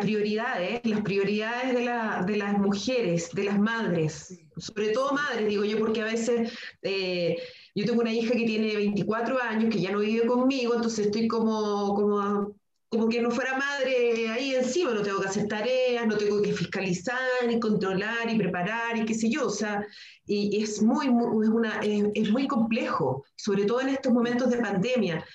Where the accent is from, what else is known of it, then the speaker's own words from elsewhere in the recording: Chile; como sociedad chilena eh, somos muy, muy mm, pacatos